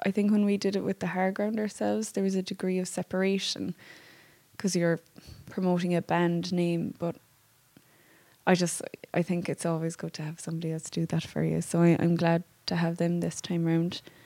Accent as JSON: {"language": "English", "town": "Bantry", "region": "Munster", "country": "Ireland", "said": "we're both from Bantry"}